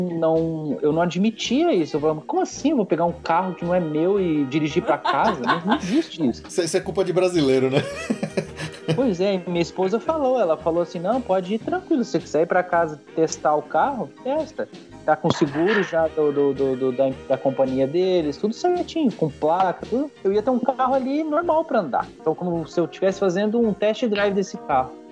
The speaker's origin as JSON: {"language": "Portuguese", "country": "Brazil", "said": "Foi rápido também, mas como brasileiro, eu fui no sábado olhar os modelos tal"}